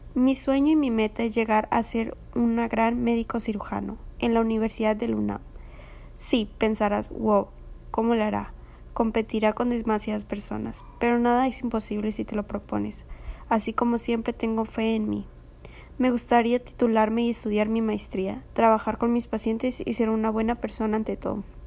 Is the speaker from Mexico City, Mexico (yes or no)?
no; Ciudad Obregón, Sonora, Mexico; soy de Ciudad Obregón